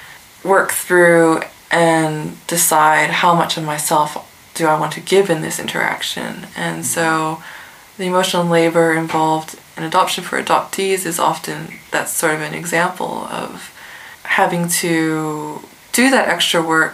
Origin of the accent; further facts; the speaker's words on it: Adelaide, South Australia, Australia; Do I just say cheekily, oh, I'm from Adelaide, knowing that they're expecting that you're going to name some Asian country, and or, you know, my family is from China, and so it's always China or Japan.